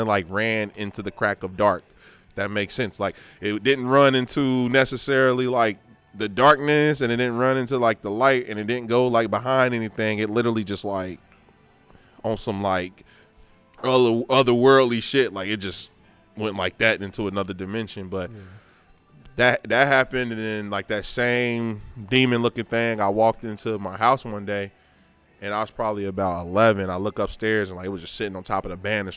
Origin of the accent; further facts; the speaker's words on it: United States; moved away; also born or lived in Westchester; I was from Lincoln Heights